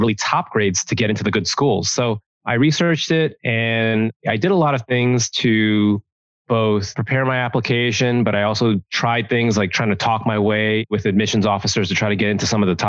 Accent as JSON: {"language": "English", "town": "New York City", "region": "New York", "country": "United States", "tie": "born or raised there", "said": "I was born in Brooklyn, New York, raised in New York. A really proud New Yorker."}